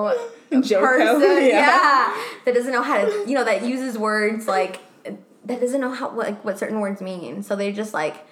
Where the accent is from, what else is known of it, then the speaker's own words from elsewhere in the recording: Mexico; first language Spanish; English is a second language; moved away; I'm the most Mexican one because I was born in Mexico